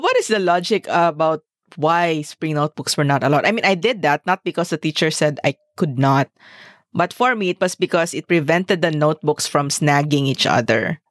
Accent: Zamboanga, Zamboanga Peninsula, Philippines; we are from Zamboanga

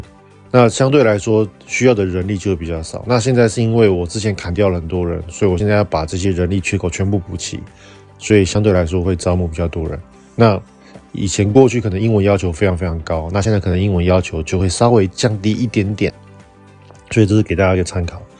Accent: Taiwan; 那这样子相对来说就可以保障我们台湾人想要去当空服员的这些

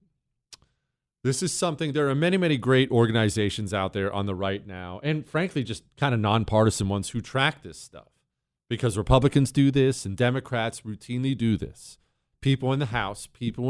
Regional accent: United States; as an American

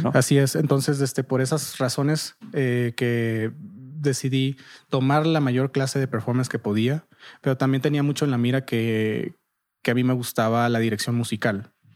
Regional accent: Nogales, Sonora, Mexico; moved away as an adult; also born or lived in Monterrey / Boston; Yo soy de Nogales, Sonora

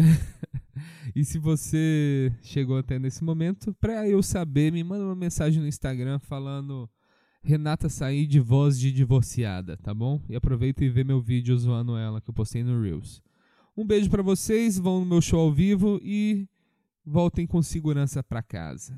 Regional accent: Minas Gerais, Brazil; eu sou mineiro

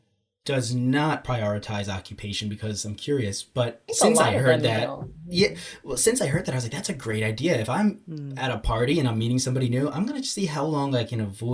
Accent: United States; obviously I'm an American and all of my major experiences are here

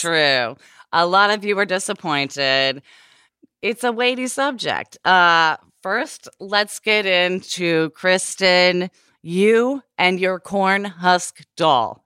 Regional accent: Portland, Oregon, United States; I grew up in the Pacific Northwest where everyone fucking smudges

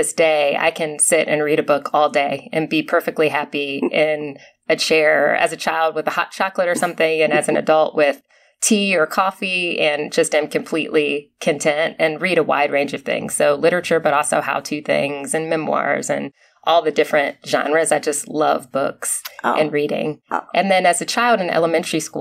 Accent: Akron, Ohio, United States; also born or lived in Kent, Ohio; I grew up in Akron, Ohio. Prior to that, I was in Kent, Ohio up until preschool

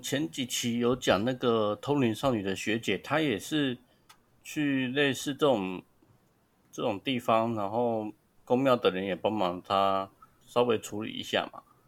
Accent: Taiwan; 我们台湾人

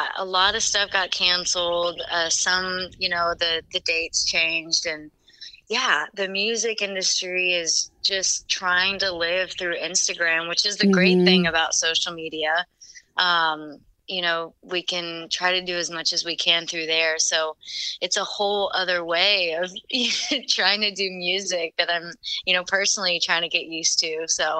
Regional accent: Texas, United States; We're actually in Texas, near Houston.

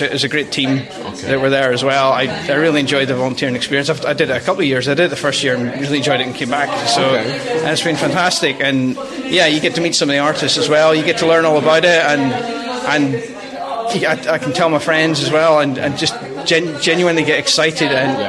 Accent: Belfast, Northern Ireland, United Kingdom; now in Aberdeen, United Kingdom; It was where I grew up in Belfast

